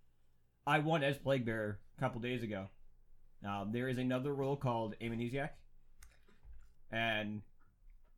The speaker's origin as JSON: {"language": "English", "region": "Massachusetts", "country": "United States", "said": "we are from Massachusetts"}